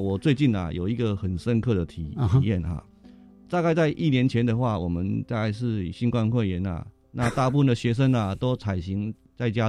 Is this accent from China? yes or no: no; Kinmen County, Taiwan; 那我来自于金门啊，当然很多金门啊在这座岛屿上面啊，其实经过了整个时代的更迭的话，它是一个很多历史故事跟史迹的地方。